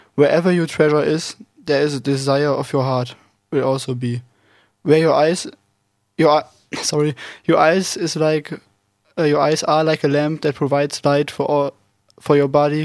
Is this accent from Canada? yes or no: no; Germany; English is a second language; moved away; I'm 19 years old, and I'm also from Germany